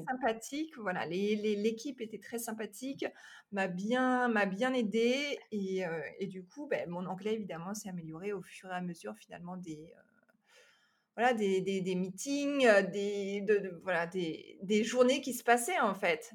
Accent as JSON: {"language": "French", "country": "France", "also_born_or_lived": "Los Angeles area, United States", "moved": "as an adult", "lives_now": "Los Angeles, United States", "said": "je suis française, française"}